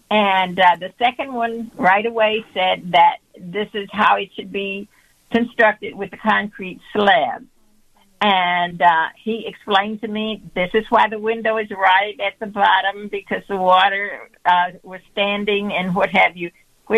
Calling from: Matteson, Illinois, United States; I'm calling from Matteson, Illinois.

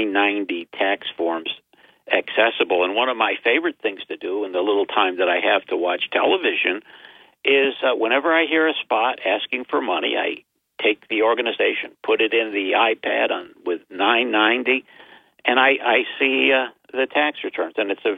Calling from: Binghamton, New York, United States; from Binghamton, as warm as the toast that came out of your toaster this morning

